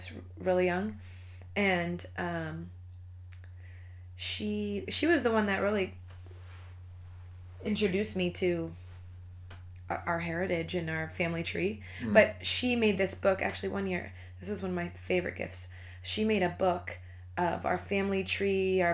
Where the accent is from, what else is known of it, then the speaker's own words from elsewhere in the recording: Sun Valley, Idaho, United States; moved away; I grew up in Idaho